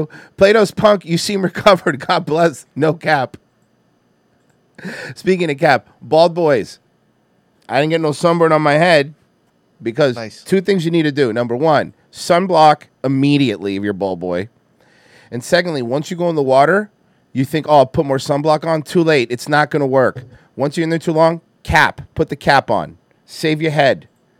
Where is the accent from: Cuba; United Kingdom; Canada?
Cuba; now in United States; They have my thick accent. Like, bro, literally, bro, like I'm fucking American, bro. Like, I don't give a fuck what you say, bro, all right? I'm like really American, bro. Fuck Cuba, bro. I'm not going back to that place.